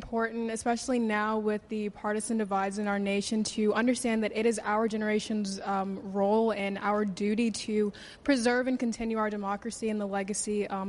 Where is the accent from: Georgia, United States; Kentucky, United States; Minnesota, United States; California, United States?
Georgia, United States; I'm from Georgia.